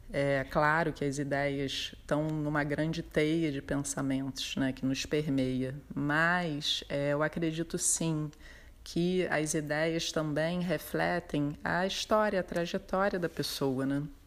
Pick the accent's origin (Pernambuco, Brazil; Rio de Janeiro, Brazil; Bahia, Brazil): Rio de Janeiro, Brazil; eu sou do Rio de Janeiro, tenho um ateliê no bairro de Botafogo